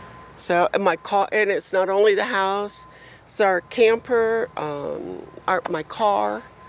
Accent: Miami, Florida, United States; now in Fort Myers, United States; I was born and raised. I'm from Miami originally, so I've been in hurricanes all my life.

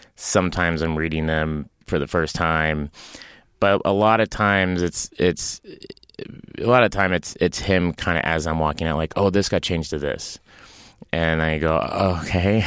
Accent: Tulsa, Oklahoma, United States; moved away as an adult; also born or lived in Los Angeles; I grew up in Tulsa, Oklahoma

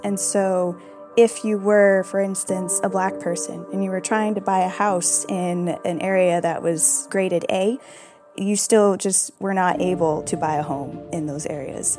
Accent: United States; I'm American, I am mixed race

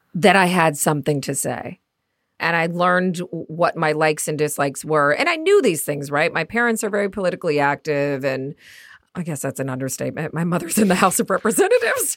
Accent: Midwest, United States; accent: Midwest; my Midwest accent

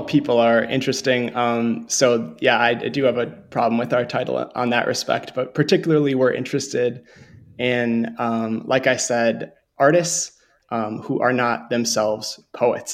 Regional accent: Montevideo, Minnesota, United States; growing up in Montevideo, Minnesota.

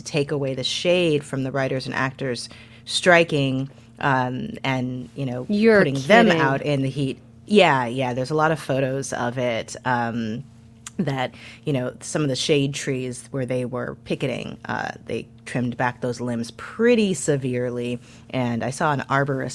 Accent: St. Louis, Missouri, United States; I'm from St. Louis

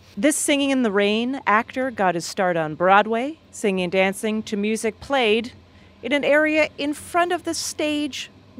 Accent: Canada; now in New York, United States; When I moved to New York from Canada, and I remember people just made fun of me so badly

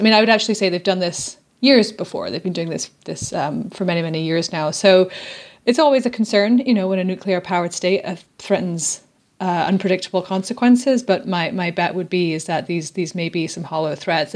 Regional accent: Scotland, United Kingdom; I'm from Scotland

